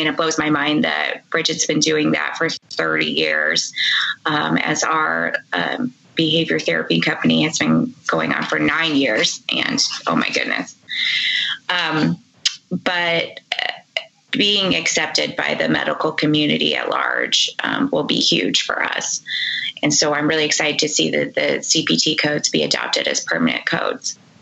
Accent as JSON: {"language": "English", "town": "Indianapolis", "region": "Indiana", "country": "United States", "tie": "born or raised there", "said": "my hometown, Indianapolis"}